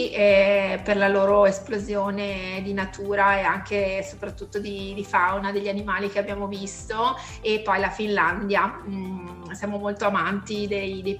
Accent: Vicenza, Veneto, Italy; io sono di Vicenza, eh, cittadina del Veneto

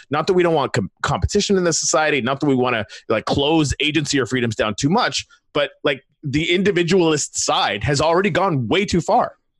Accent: Canada; I come from Canada

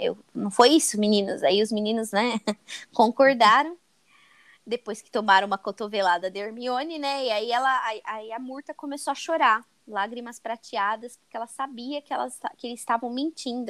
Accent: Brazil; Eu penso já como brasileira

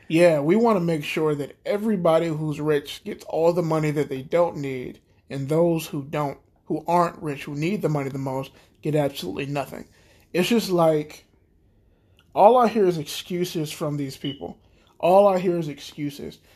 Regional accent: United States; we're the American people

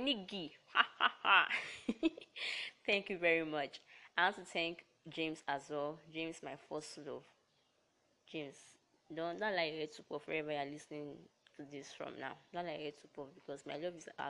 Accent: Delta, Nigeria; I hail from Delta State

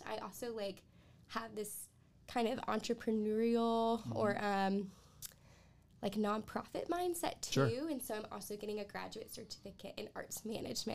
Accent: Columbia, South Carolina, United States; I'm from Columbia, South Carolina

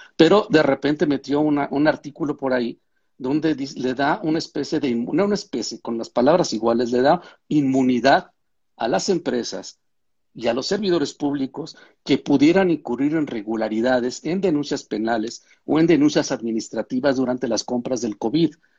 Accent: Mexico; now in El Salvador; a mí como mexicano

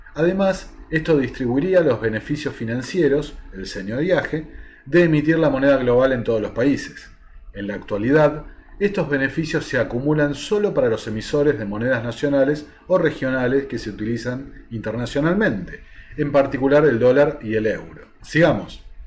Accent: Argentina; a nosotros como argentinos

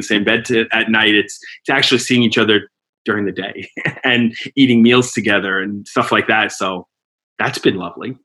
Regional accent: the Bronx, New York, United States; I was born in the Bronx. I grew up in the suburbs

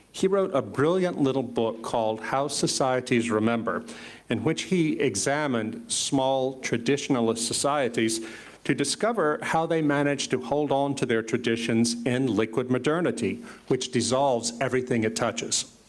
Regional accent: United States; as an American teenager of the late 20th century

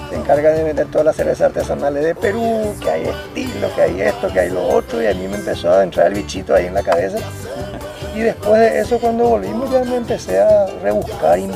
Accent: Paraguay; also born or lived in Asunción; now in Areguá, Paraguay; Somos de los paraguayos que estamos tratando de hacer las cosas diferentes y bien.

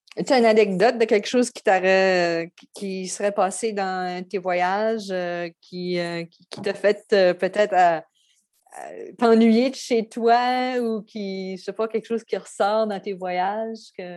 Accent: New Brunswick, Canada; je viens du Nouveau-Brunswick

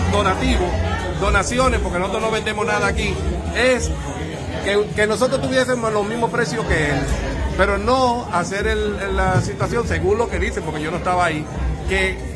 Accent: Dominican Republic; cuando nosotros somos dominicanos todos, este, somos vecinos.

